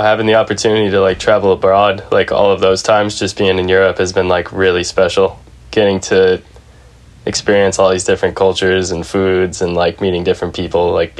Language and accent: English; Naperville, Illinois, United States; also born or lived in Arizona; now in San Francisco, United States; I grew up in Naperville, Illinois. It's a suburb of Chicago. It's one of like a million suburbs in Illinois.